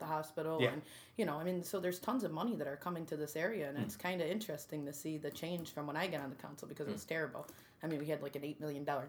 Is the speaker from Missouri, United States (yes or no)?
no; Utica, New York, United States; I grew up in North Utica.